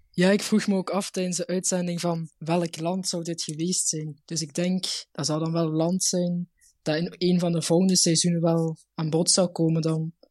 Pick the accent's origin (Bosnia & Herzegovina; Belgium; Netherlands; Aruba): Belgium; Limburg, Flanders; ik kom uit Limburg, dus daar zijn we allemaal heel traag